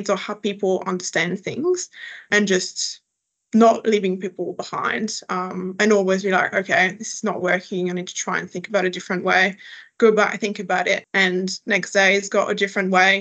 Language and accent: English; next to Paris, Île-de-France, France; English is a second language; moved away as an adult; now in Adelaide, Australia; I am originally from France. So I grew up next to Paris, not in Paris, that's an important distinction, but I grew up next to Paris.